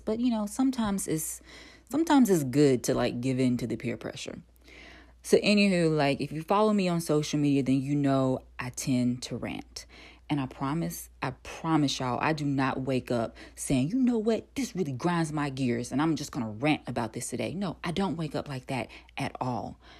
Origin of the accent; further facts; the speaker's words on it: North Carolina, United States; moved away as an adult; also born or lived in Atlanta, Georgia; I'm originally from North Carolina